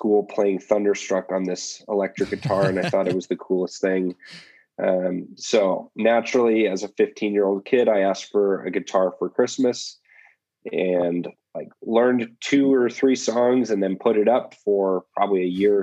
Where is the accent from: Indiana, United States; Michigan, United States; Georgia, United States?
Indiana, United States; Indianapolis; moved away as an adult; now in Colorado, United States; I grew up in Indianapolis, Indiana